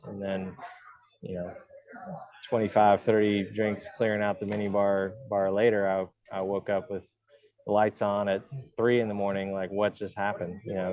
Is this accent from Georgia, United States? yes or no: yes; Woodstock, Georgia, United States; growing up in Georgia